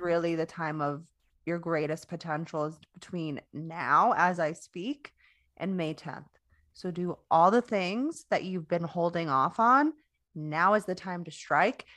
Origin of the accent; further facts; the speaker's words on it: Florida, United States; moved away; I used to live in Florida, so I'm from Florida.